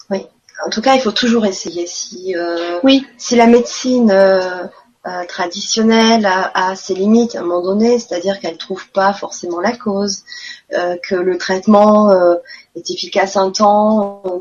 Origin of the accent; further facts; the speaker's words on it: Quebec, Canada; J'aimerais beaucoup euh, vous voir, mais j'ai pas d'argent, merci. Je suis québécoise.